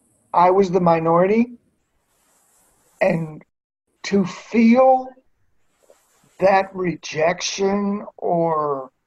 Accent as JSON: {"language": "English", "region": "the South", "country": "United States", "tie": "born or raised there", "said": "And I had used that growing up in the South."}